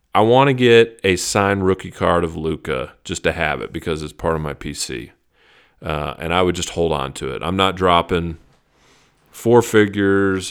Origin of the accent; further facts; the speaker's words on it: Dallas, Texas, United States; I was raised in Texas, I was raised in Dallas.